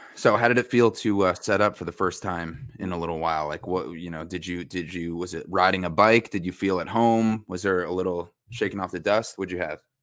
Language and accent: English; Westchester County, New York, United States; now in Greenville, United States; I'm from Westchester County, New York, home of Sing Sing Prison in Ossining